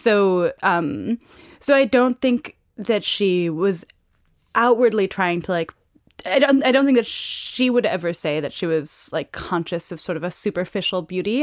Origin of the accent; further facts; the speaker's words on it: New York City, New York, United States; moved away as an adult; also born or lived in Paris; I have a French mother, but I grew up in New York City.